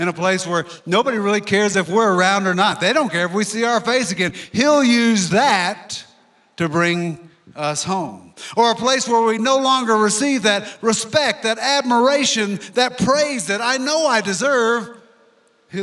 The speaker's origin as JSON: {"language": "English", "region": "Louisiana", "country": "United States", "moved": "yes", "lives_now": "Colorado, United States", "said": "I'm from Louisiana"}